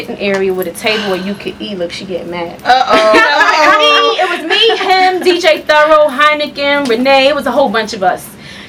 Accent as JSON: {"language": "English", "town": "New York City", "region": "New York", "country": "United States", "moved": "as an adult", "lives_now": "Charlotte, United States", "said": "I'm from Southside Jamaica, Queens."}